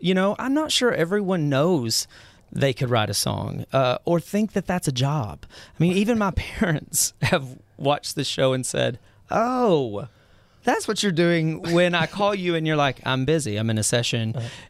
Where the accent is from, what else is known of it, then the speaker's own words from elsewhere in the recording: Mineral Wells, Texas, United States; I grew up in Mineral Wells, Texas.